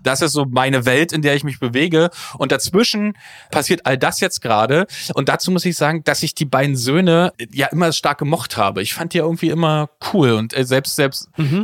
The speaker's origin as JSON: {"language": "German", "town": "Frankfurt", "region": "Brandenburg", "country": "Germany", "tie": "born or raised there", "said": "als gelernter Ostdeutscher geboren in Frankfurt-Oder"}